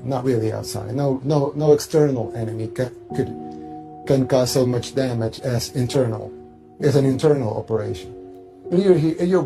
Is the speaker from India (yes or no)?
no; El Salvador